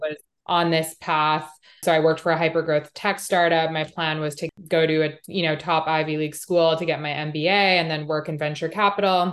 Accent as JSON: {"language": "English", "town": "Montreal", "region": "Quebec", "country": "Canada", "tie": "born or raised there", "moved": "yes", "said": "I grew up in Canada. I grew up in Montreal"}